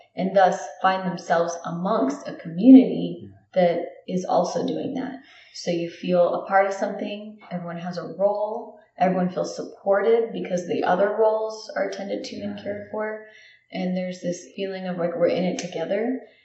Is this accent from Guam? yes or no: yes; Guam; moved away; I grew up in where I'm from Guam